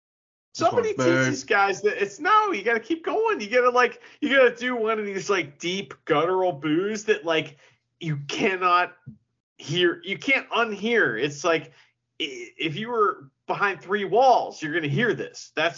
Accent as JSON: {"language": "English", "country": "United States", "said": "I'm American, so, and I'm the wrong kind of American, I guess."}